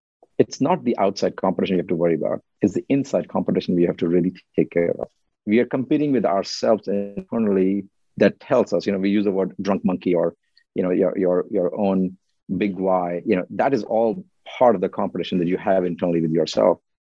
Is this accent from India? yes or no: yes; India; now in United States